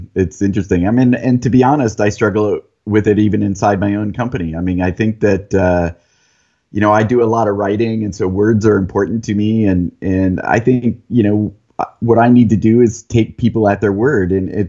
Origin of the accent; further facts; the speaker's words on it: San Diego, California, United States; also born or lived in Monterey; now in Encinitas, United States; So I was born in Monterey, lived in San Diego a couple times, lived out in the desert where there's a Naval Weapons Center, and then back in San Diego for high school. So that, I consider it my hometown.